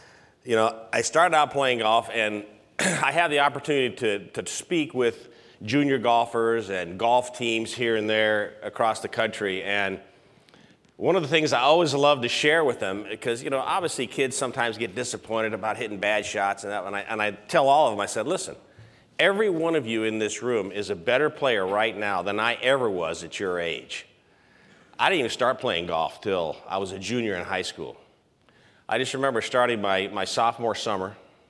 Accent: San Luis Obispo, California, United States; moved away as an adult; now in Memphis, United States; I mean, we've lived in Memphis since 1992. And we're originally from San Luis Obispo, California.

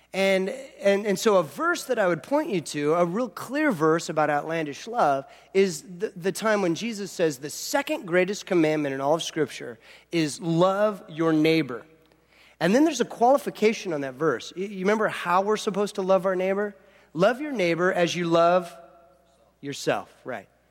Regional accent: Southern California, United States; growing up in Southern California

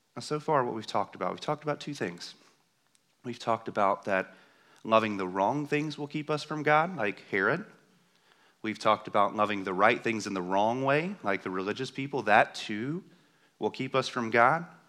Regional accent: the South, United States; I'm from the South

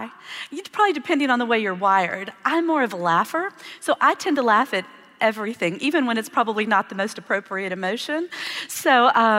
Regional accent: Texas, United States; I grew up in Texas

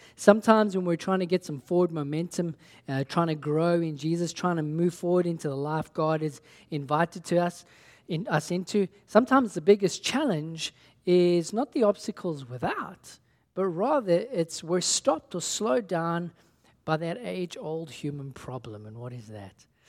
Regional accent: South Africa; when I was growing up in South Africa

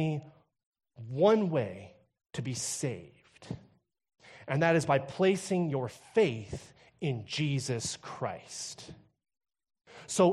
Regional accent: Texas, United States; now in Kamloops, Canada; I come from Texas

